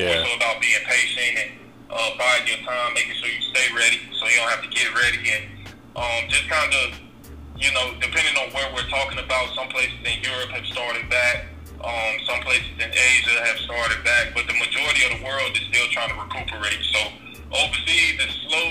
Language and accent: English; Miami, Florida, United States; also born or lived in Atlanta, Georgia; I'm from Miami, Florida. Raised in Florida, born in Atlanta, Georgia.